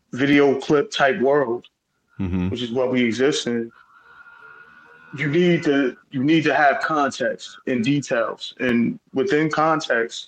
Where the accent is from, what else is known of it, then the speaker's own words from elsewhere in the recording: Newark, New Jersey, United States; also born or lived in Essex County, New Jersey; born in Newark, New Jersey, at Israel Hospital, grew up all over Essex County, lived pretty much every northern city in the state